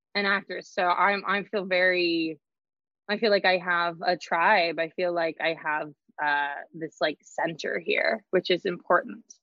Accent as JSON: {"language": "English", "region": "Idaho", "country": "United States", "tie": "born or raised there", "moved": "yes", "said": "growing up in Idaho"}